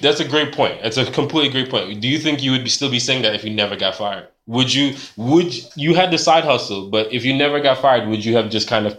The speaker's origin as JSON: {"language": "English", "country": "Jamaica", "also_born_or_lived": "Bronx, New York", "moved": "yes", "lives_now": "United States", "said": "I'm from Jamaica. I'm an immigrant."}